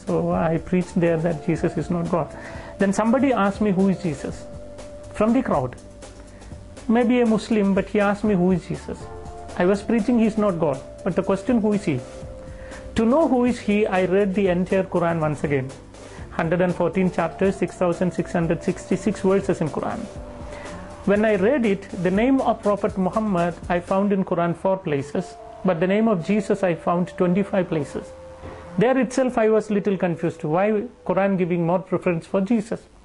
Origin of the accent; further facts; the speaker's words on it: Wayanad, Kerala, India; moved away; My great grandparents are from Turkey, but they came and settled down in India, in the South Kerala, a location called Wayanad